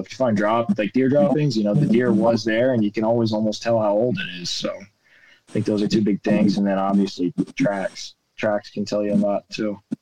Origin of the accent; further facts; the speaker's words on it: New York, United States; the way I was brought up gun hunting in New York